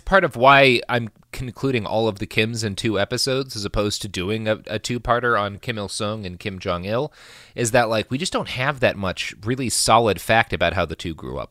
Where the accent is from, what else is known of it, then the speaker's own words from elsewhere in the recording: Oklahoma, United States; when I grew up in Oklahoma